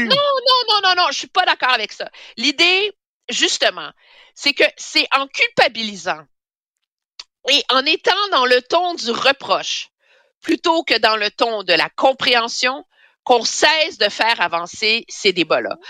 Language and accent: French; Montreal, Quebec, Canada; quand j'étais jeune à Montréal, j'allais à la Villa Sainte-Marceline à Westmount